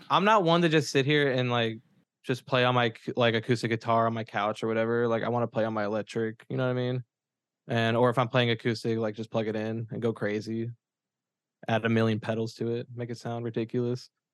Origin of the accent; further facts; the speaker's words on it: Memphis, Tennessee, United States; now in Murfreesboro, United States; I grew up in Memphis